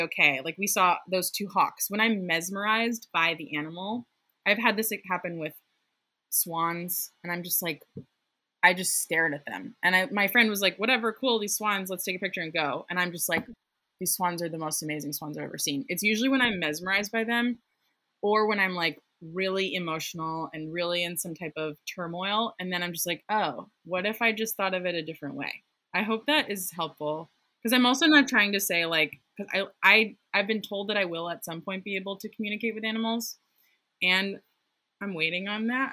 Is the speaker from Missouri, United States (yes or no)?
no; outside Boston, Massachusetts, United States; the house I grew up in outside Boston